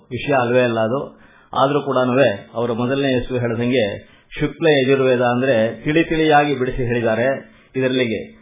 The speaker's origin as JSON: {"language": "Kannada", "area": "D. V. Gundappa's town", "region": "Karnataka", "country": "India", "said": "ನಾವು D V ಗುಂಡಪ್ಪನವರು ಊರಿನವರೇ ಅವ್ರ school ಮುಂದೆನೆ ಓಡಾಡ್ತಾ ಇರ್ತೀವಿ"}